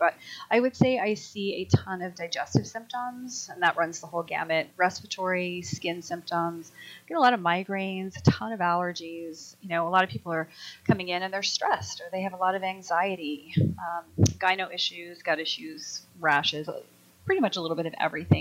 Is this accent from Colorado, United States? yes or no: yes; Colorado, United States; I grew up in Colorado, and you know, mountain biking is just a thing that everybody does.